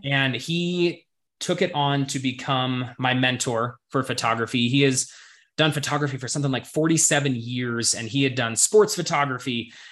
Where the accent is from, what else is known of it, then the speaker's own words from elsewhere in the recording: Montana, United States; growing up in Montana, it was something to where, you know, really good hiking trails were only 10, 15 minutes away from my front door.